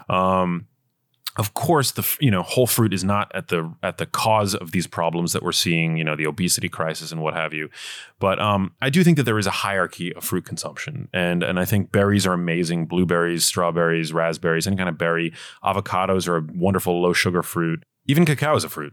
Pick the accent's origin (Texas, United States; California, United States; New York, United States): New York, United States; New York City; I grew up in New York City